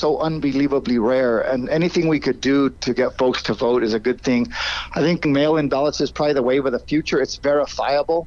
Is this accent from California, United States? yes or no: no; Albuquerque, New Mexico, United States; that happened in my hometown